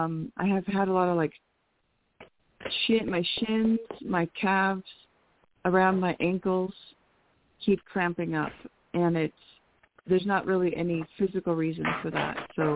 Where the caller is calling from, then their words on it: New Mexico, United States; in New Mexico.